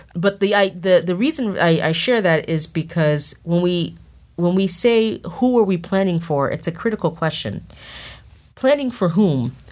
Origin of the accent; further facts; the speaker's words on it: Boston, Massachusetts, United States; I grew up in Mattapan, which is a, a neighborhood of Boston, southern tip of Boston.